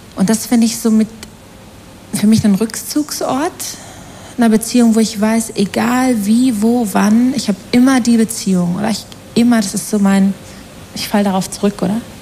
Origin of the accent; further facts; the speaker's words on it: the heart of the Ruhr area, North Rhine-Westphalia, Germany; moved away as an adult; also born or lived in Australia; now in Switzerland; Aus dem Herzen des Ruhrgebiets